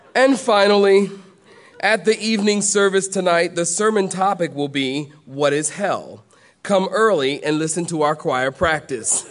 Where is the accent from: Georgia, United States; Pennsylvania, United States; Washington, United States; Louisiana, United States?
Pennsylvania, United States; Philadelphia; now in the South, United States; I am from Philadelphia.